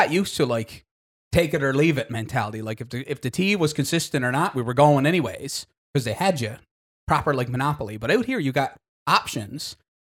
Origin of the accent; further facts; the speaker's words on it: Goose Bay, Newfoundland and Labrador, Canada; it's a miniaturized version of what we grew up with in Goose Bay.